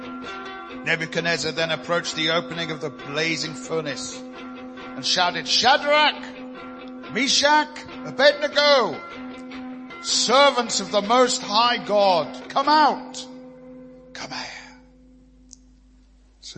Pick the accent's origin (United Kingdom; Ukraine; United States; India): United Kingdom; I'm a British citizen.